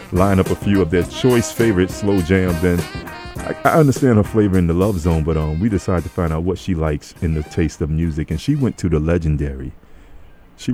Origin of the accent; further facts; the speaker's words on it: New York, United States; I'm from New York